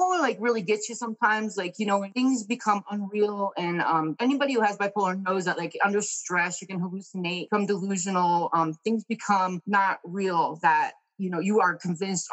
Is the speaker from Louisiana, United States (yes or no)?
no; Connecticut, United States; moved away as an adult; now in Arizona, United States; I grew up in Connecticut